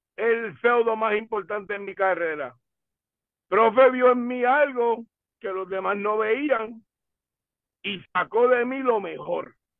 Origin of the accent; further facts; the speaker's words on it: Humacao, Puerto Rico; en mi pueblo